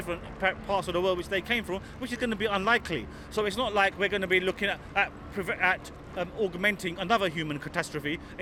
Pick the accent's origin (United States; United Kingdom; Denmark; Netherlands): United Kingdom; London; I was born and brought up in London.